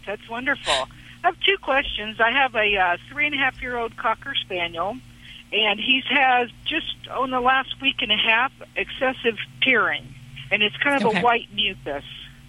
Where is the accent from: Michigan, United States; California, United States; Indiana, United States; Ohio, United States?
Indiana, United States; Today I'm in South Carolina. I'm from Indiana